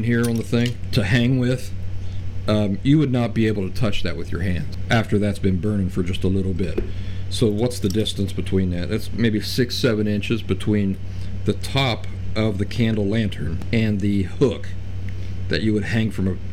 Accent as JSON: {"language": "English", "region": "Appalachian backcountry", "country": "United States", "tie": "born or raised there", "said": "I grew up in the Appalachian backcountry."}